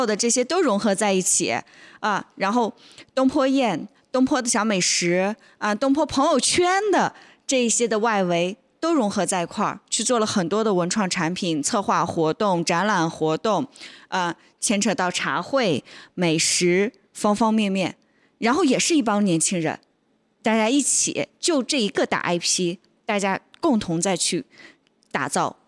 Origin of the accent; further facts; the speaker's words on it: North China, China; 就是我作为一个北方人到南方来的时候，我会认为南方的城市都是一样的，所以我从我从北方，我是从北京到的杭州